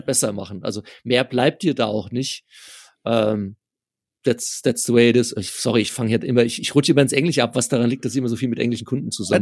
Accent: near Frankfurt, Hesse, Germany; ich komme aus der Nähe von Frankfurt

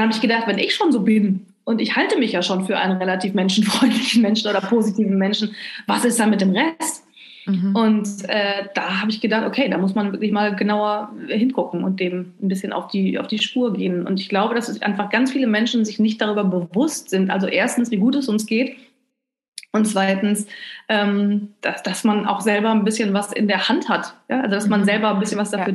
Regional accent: North Rhine-Westphalia, Germany; now in Cologne, Germany; Ich äh, komme gebürtig aus Ostwestfalen, was so ziemlich das Gegenteil ist von, äh, vom oh, Rheinland

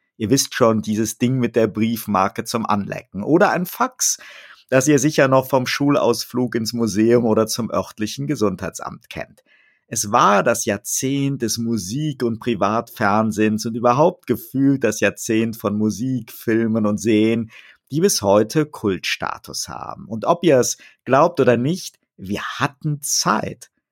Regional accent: Bonn, North Rhine-Westphalia, Germany; bei uns in Bonn als Bundeshauptstadt mit vielen Diplomatenkindern, ein Aufwachsen mit hoher Meinungsfreiheit

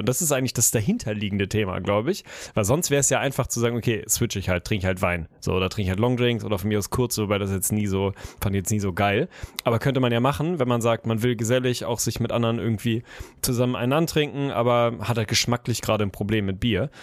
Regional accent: Lüneburg, Lower Saxony, Germany; Lüneburg, unsere, meine Heimat und die Heide

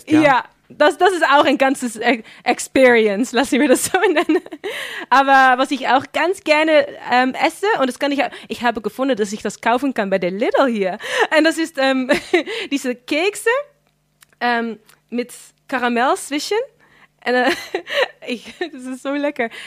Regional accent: Flevoland, Netherlands; ich bin dann in Flevoland aufgewachsen und das ist wirklich sehr multikulti dort.

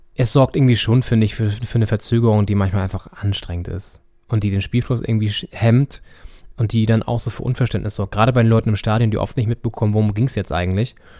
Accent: Northern Germany, Germany; wir haben natürlich als Norddeutsche

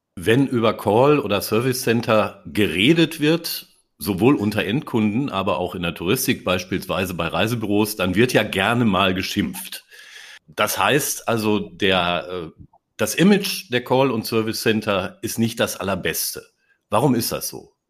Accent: Ruhr area, North Rhine-Westphalia, Germany; now in Darmstadt, Germany; Als gebürtiger Ruhrgebietler

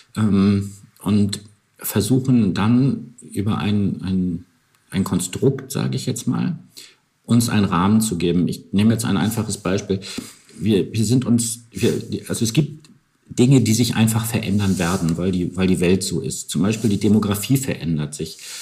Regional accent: Northern Germany, Germany; ich komme auch aus Norddeutschland

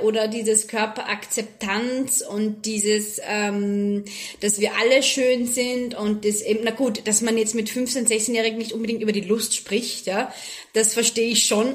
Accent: Austria; moved away as an adult; now in Abu Dhabi, United Arab Emirates; von meinen Fellow-Österreicherinnen

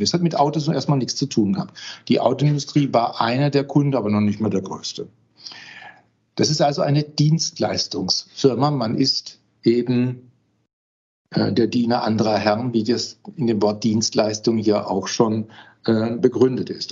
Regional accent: Heilbronn, Baden-Württemberg, Germany; moved away as an adult; also born or lived in Westphalia / Osnabrück; now in Paderborn, Germany; Ich bin zwar Westfaler, aber im Schwabenland aufgewachsen.

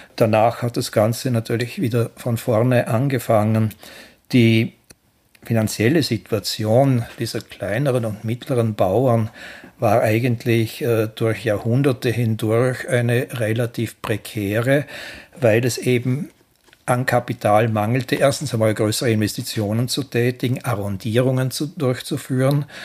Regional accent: Ländle, Vorarlberg, Austria; als Ländler

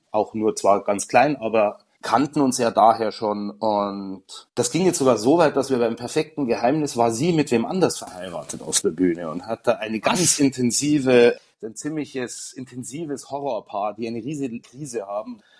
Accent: Garmisch-Partenkirchen, Bavaria, Germany; also born or lived in Munich / Berlin; Also ich habe ja Garmisch, dann war ich länger in München mit Schauspielschule und Theater, dann war ich in Berlin.

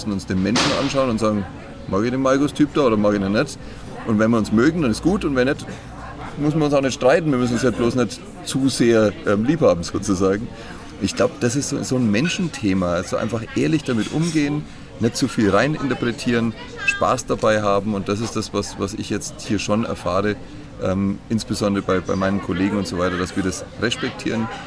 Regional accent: Bayreuth, Bavaria, Germany; Ich liebe Bayreuth, ist meine Heimat.

